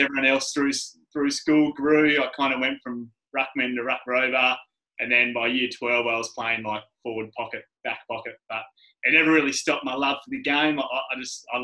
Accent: Perth, Western Australia, Australia; I grew up in Perth, Western Australia, and, you know, awesome place to grow up.

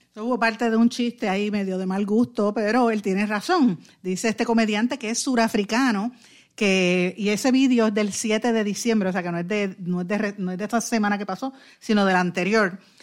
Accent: Puerto Rico; nuestra identidad como puertorriqueños y puertorriqueñas

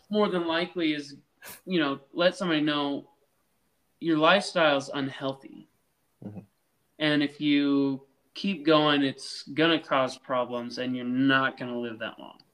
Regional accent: Nebraska, United States; I'm only from Nebraska

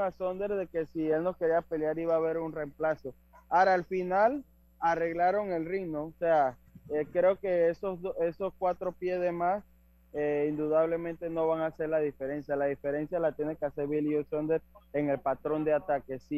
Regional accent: Panama; nosotros como panameños estamos acostumbrados a ver

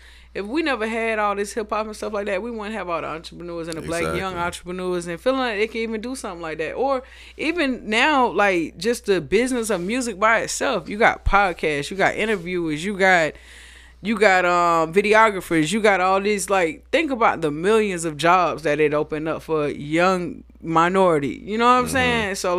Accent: Monterey, California, United States; born there; I was born in Monterey, California, in the Bay Area. My mom was in the military out there.

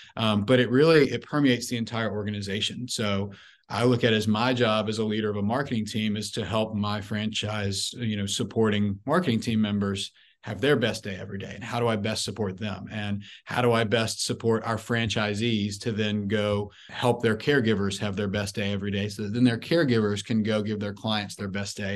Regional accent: Memphis, Tennessee, United States; I'm originally from Memphis, Tennessee.

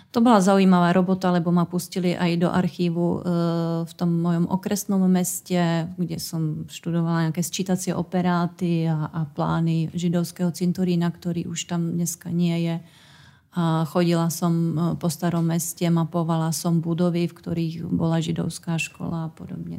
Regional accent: Jistebnice, South Bohemian Region, Czechia; moved away; pochádzam z husického kraja a detstvo som strávila obi- v Istebnici, odkiaľ sú moje obidve babičky

